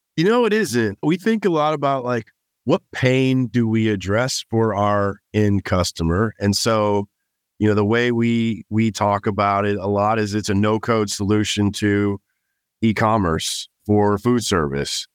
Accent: Los Angeles, California, United States; moved away as an adult; also born or lived in Miami / New York; now in Austin, United States; I was born and raised in Los Angeles, California

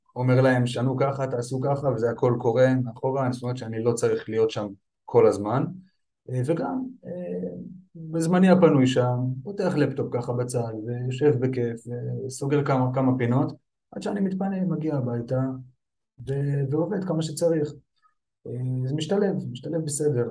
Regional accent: Petah Tikva, Central District, Israel; אני בן 36, נולדתי וגדלתי בפתח תקווה.

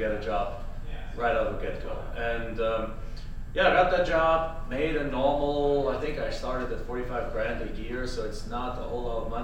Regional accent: Germany; English is a second language; moved away as an adult; now in Phoenix, United States; I'm from Germany originally. I came to the United States in 1997.

